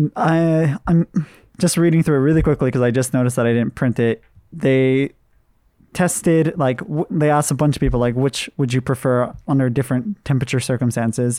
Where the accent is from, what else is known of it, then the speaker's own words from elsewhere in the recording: Hawaii, United States; I'm from Hawaii